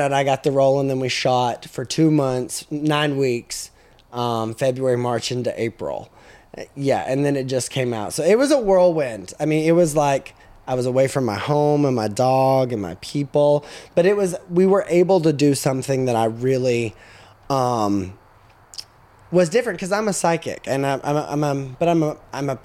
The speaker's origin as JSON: {"language": "English", "town": "Cookeville", "region": "Tennessee", "country": "United States", "tie": "born or raised there", "also_born_or_lived": "McMinnville, Tennessee", "said": "I'm from McMinnville. So, right down the road. So, yeah. I grew up there. I actually grew up in Cookeville and moved back to McMinnville whenever I got out of high school"}